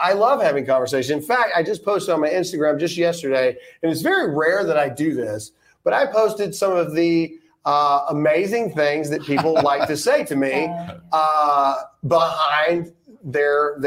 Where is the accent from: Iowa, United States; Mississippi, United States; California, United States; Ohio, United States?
Mississippi, United States; Lowndes County; I happen to be born and raised in Mississippi too. Lowndes County